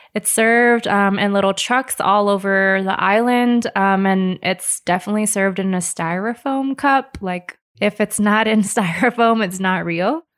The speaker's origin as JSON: {"language": "English", "region": "Hawaii", "country": "United States", "tie": "born or raised there", "moved": "yes", "said": "I've always grown up with Japanese curry. I'm originally from Hawaii"}